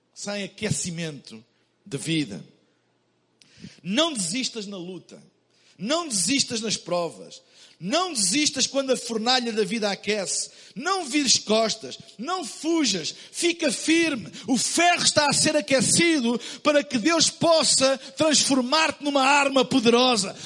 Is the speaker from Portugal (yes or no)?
yes; Portugal; Eu vim de Portugal